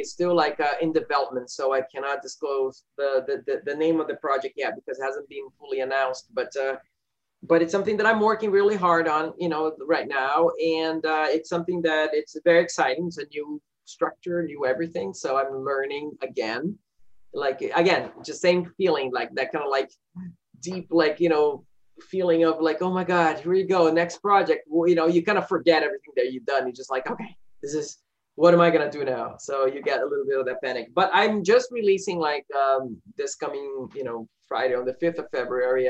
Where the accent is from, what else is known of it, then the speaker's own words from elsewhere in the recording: Rio de Janeiro, Brazil; moved away; the rio the my hometown